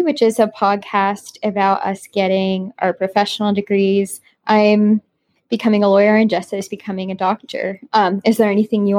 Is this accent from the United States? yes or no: yes; United States; So I'm American, born in the U.S. My dad's side of his family, my grandparents on that side are Canadian, but I was born in the U.S. and my parents were too.